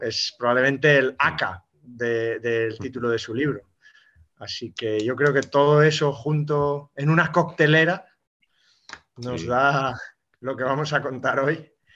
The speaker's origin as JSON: {"language": "Spanish", "town": "Olite", "region": "Navarre", "country": "Spain", "said": "puedo decir que es mi pueblo, que es Olite"}